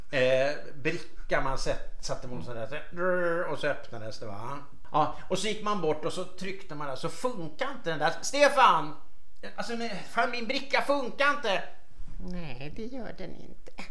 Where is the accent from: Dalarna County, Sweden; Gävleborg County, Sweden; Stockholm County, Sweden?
Stockholm County, Sweden; Stockholm; jag kommer från Söderfort i Stockholm